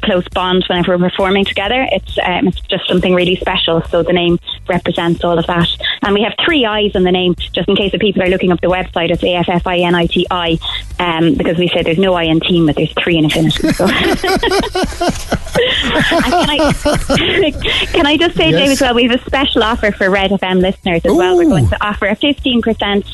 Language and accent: English; Dundalk, Leinster, Ireland; now in Belgooly, Ireland; I'm from Dundalk.